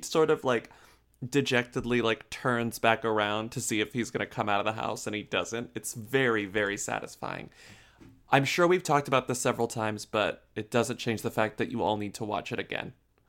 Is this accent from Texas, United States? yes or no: yes; San Antonio, Texas, United States; the San Antonio Express news website, shout out to my hometown